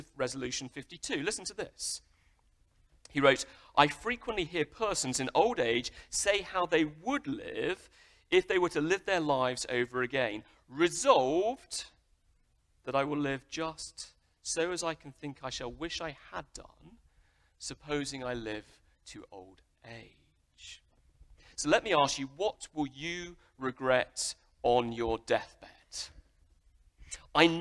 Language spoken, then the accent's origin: English; United Kingdom; I'm British